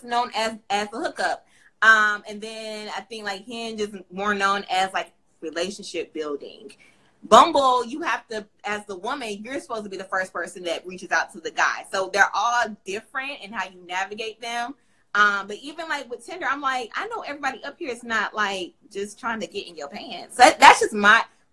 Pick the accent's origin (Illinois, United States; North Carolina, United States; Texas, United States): North Carolina, United States; Raleigh; So I'm from Raleigh